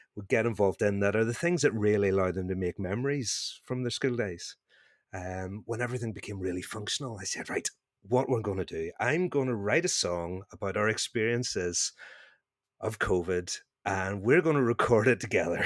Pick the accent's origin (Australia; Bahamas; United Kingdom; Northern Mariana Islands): United Kingdom; Northern Ireland; accent: Northern Irish; my Northern Irish accent